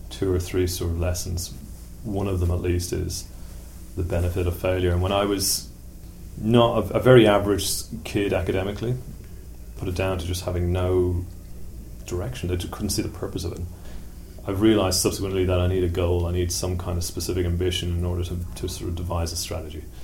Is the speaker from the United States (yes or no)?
no; Tallaght, Leinster, Ireland; Uh, I mean, it was one of those places that everybody knew Tallaght had a reputation. If you got your car stolen, that's where you'd find it.